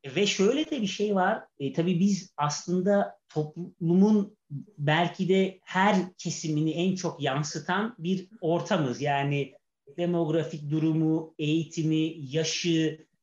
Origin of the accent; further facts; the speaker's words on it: Istanbul, Turkey; 1979 yılında doğdum. Ee, Şişli'de hatta şimdi bizim ofise de çok uzak olmayan bir yer